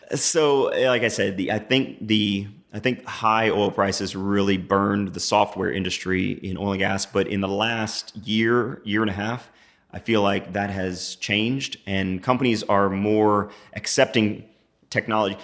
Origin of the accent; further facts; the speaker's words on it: New Braunfels, Texas, United States; I grew up in New Braunfels. I'm back here in the Hill Country